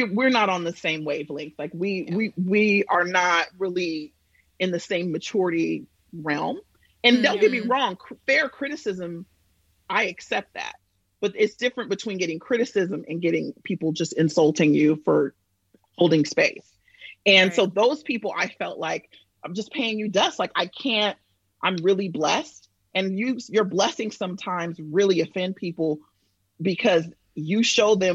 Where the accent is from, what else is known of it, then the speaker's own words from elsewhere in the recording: Bay Area, California, United States; moved away as an adult; now in New York, United States; I'm from the Bay Area.